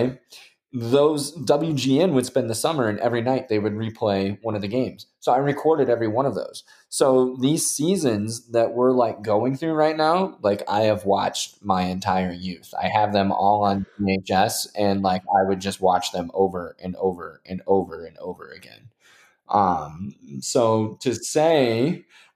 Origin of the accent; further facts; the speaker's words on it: Indiana, United States; I'm from Indiana